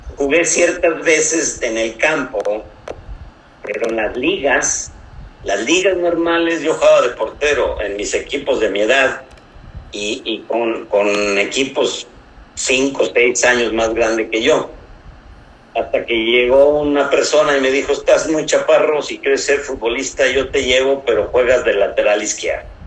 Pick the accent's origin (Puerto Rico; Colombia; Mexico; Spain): Mexico; Hidalgo; now in Monterrey, Mexico; Llego a buscar un acta de nacimiento, que yo las tengo de Hidalgo